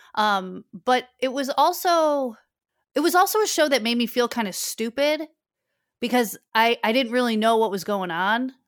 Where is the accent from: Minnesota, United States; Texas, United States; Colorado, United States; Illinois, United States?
Illinois, United States; Chicago; moved away as an adult; also born or lived in New York / Los Angeles; now in Chicago, United States; I'm from Chicago